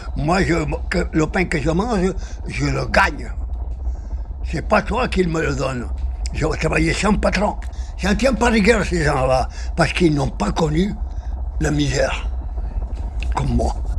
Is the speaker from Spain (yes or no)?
yes; Spain; first language Spanish; French is a second language; moved away as an adult; now in France; ma première langue maternelle, c'est l'espagnol